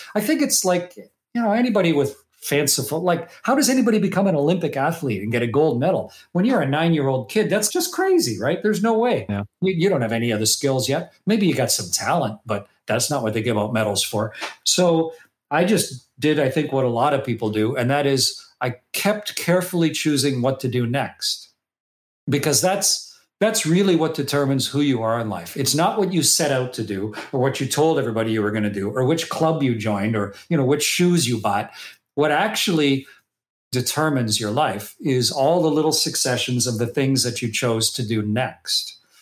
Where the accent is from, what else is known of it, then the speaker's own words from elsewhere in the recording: Canada; that little kid growing up in Canada